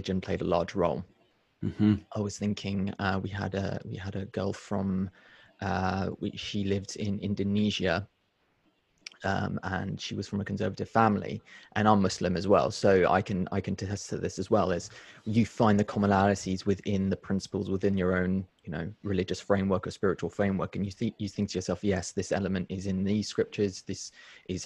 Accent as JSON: {"language": "English", "country": "United Kingdom", "tie": "born or raised there", "said": "born and brought up in a society like I am from Britain, but my family's not, my grandparents weren't"}